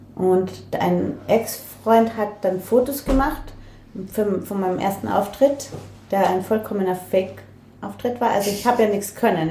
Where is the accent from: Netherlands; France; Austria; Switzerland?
Austria; Linz, Upper Austria; moved away; ich bin aufgewachsen voll in der Stadt